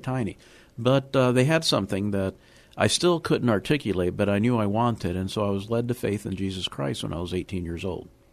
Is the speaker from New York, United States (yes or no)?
no; Miami, Florida, United States; moved away as an adult; also born or lived in Havana, Cuba / Chicago / New Orleans / Maryland; now in San Antonio, United States; I do remember growing up in Miami. I grew up in the inner city